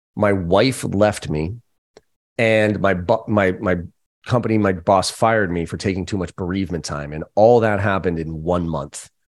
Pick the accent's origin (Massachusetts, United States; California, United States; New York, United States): Massachusetts, United States; Boston; growing up in Boston, we use that word